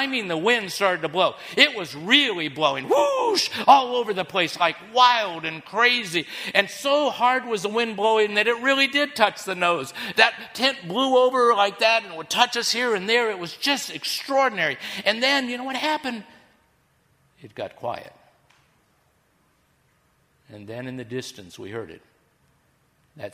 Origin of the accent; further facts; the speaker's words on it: Kansas, United States; now in Florida, United States; I'm a kid from Kansas